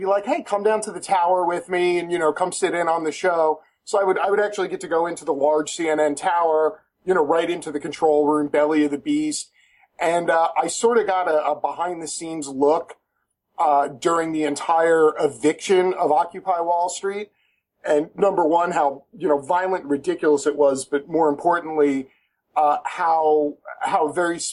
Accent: New York, United States; moved away; also born or lived in Florida / Georgia; I'm originally from New York, but I lived in the South for about 12 years

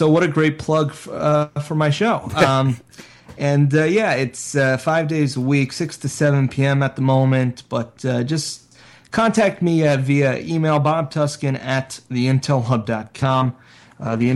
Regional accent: South Florida, United States; I grew up in South Florida

